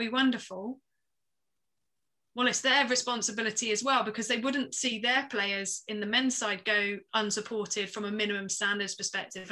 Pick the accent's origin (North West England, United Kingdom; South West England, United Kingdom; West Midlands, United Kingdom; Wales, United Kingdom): South West England, United Kingdom; the Southwest; I'm from the Southwest.